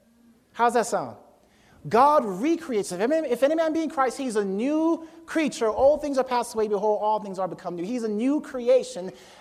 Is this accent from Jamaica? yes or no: yes; Jamaica; born there; I was born in Jamaica. Not that Jamaica was an empty, void, dark place. I just happened to be born in Jamaica.